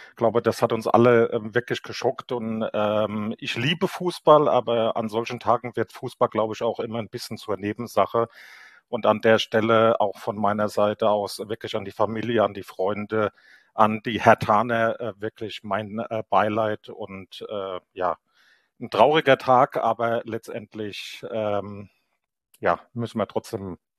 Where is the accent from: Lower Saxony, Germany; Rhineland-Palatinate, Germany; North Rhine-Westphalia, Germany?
Rhineland-Palatinate, Germany; Kaiserslautern; now in Wiesbaden, Germany; bin 53 Jahre alt, ähm, geboren in Kaiserslautern, also echter lauterer Bub, wie man bei uns sagen würde, wohne aber seit jetzt mehr als 30 Jahren ähm, aus beruflichen Gründen in Wiesbaden